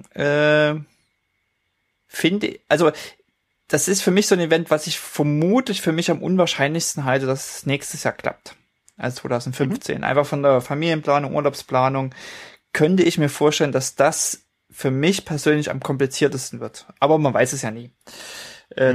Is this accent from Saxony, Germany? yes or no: yes; Leipzig, Saxony, Germany; moved away; weil es in meiner alten Heimat äh, stattfindet, auf dem Schirm habe, sind die äh, Neuseen Classics in Leipzig